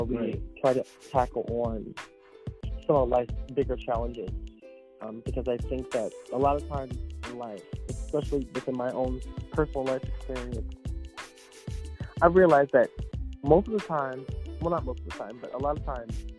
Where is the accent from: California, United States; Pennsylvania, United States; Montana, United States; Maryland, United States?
Pennsylvania, United States; Philadelphia; moved away as an adult; also born or lived in New York City; now in South Jersey, United States; I am originally from Philadelphia